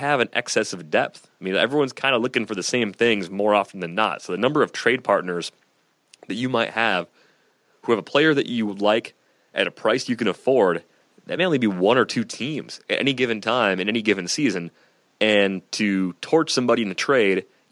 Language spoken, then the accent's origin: English; Michigan, United States; moved away; a bunch of friends that I grew up with back in Michigan